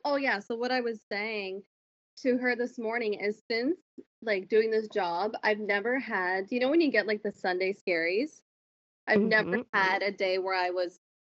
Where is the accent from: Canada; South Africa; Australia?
Canada; Miramichi, New Brunswick; moved away as an adult; now in Moncton, Canada; I'm originally from Miramichi, New Brunswick, and I moved probably 4 years ago to Moncton, and now I live right outside of Moncton with my boyfriend.